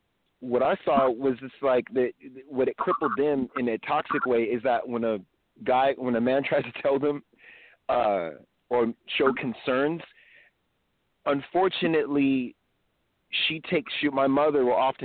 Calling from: California, United States; calling from California.

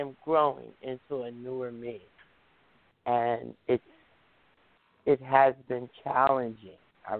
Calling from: New Jersey, United States; I'm calling from New Jersey.

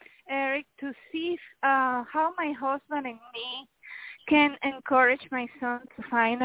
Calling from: Miami, Florida, United States; I'm calling from Miami.

